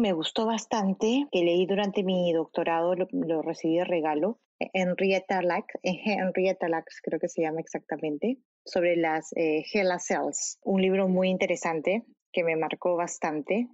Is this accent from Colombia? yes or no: no; Lima, Peru; moved away; also born or lived in São Paulo, Brazil; Lima, soy de Lima.